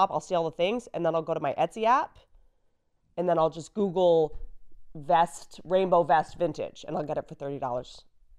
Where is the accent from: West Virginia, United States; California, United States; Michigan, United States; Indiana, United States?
West Virginia, United States; Harpers Ferry; also born or lived in Roanoke, Virginia / Washington, District of Columbia, United States; I come from West Virginia, a place called Harper's Ferry, Roanoke, Virginia, DC, and I was back and forth, right?